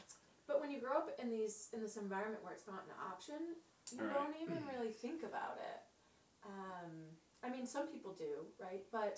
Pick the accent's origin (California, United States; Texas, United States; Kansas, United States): California, United States; San Diego; San Diego.